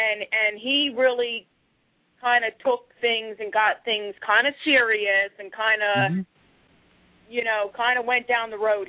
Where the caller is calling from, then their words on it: Philadelphia, Pennsylvania, United States; I'm calling from Philadelphia, PA.